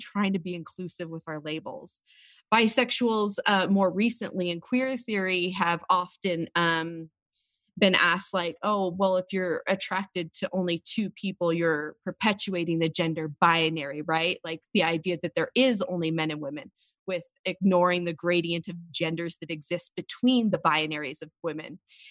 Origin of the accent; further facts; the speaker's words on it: Washington, United States; now in Provo, United States; So I am originally from Washington State, but I live now in Provo, Utah